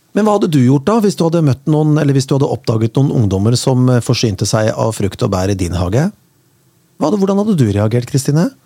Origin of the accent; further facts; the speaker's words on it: Kongsberg, Buskerud, Norway; jeg er jo fra Kongsberg